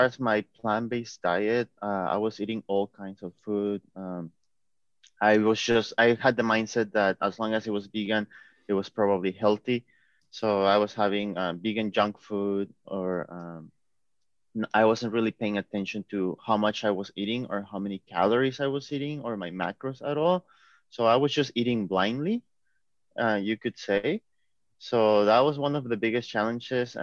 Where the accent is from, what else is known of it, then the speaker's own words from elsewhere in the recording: Seattle, Washington, United States; I'm from Seattle, Washington in the U.S.